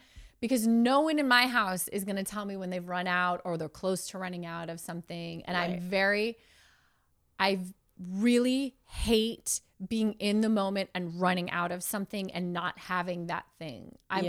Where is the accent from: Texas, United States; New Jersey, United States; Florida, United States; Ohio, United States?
Florida, United States; now in California, United States; I grew up in Florida. I had bad hair my whole life. And I just thought I had bad hair.